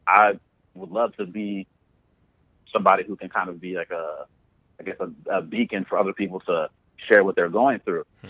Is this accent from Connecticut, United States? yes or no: no; Columbus, Ohio, United States; moved away as an adult; also born or lived in Youngstown, Ohio / Nigeria (family origin); now in Los Angeles, United States; I was born and raised in Ohio. So, born in Youngstown, Ohio, and grew up in Columbus, Ohio.